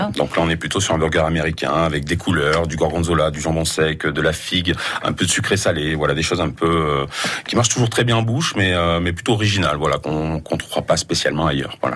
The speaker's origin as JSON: {"language": "French", "region": "Auvergne-Rhône-Alpes", "country": "France", "said": "je suis auvergnat, mais j'ai beaucoup voyagé dans le monde"}